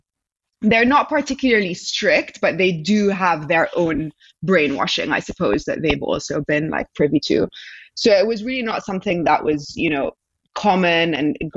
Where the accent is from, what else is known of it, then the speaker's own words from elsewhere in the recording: Egypt; So I'm from Egypt, obviously, and I have lived here in the past just briefly for a year when I was 12.